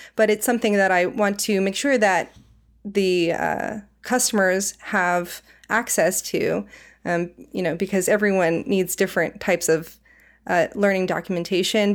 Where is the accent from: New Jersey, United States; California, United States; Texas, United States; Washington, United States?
California, United States; Silicon Valley; moved away as an adult; also born or lived in Savannah, Georgia; now in Portland, United States; I'm originally from the Silicon Valley, though, so I kind of grew up in, you know, uh, Apple, Google, Facebook upbringing